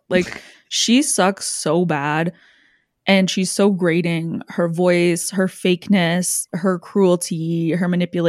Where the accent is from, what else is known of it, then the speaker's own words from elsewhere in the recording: Canada; it has no similarity to my life culturally whatsoever as a Canadian.